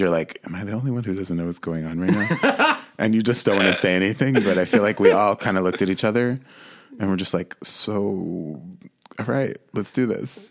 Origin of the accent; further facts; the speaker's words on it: Monsey, New York, United States; I grew up in a mixed race family in Muncie, New York